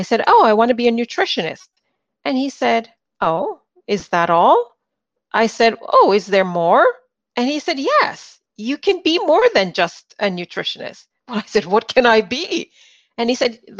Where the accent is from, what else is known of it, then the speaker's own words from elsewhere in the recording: Jamaica; moved away; Being born in the Caribbean, I was born in Jamaica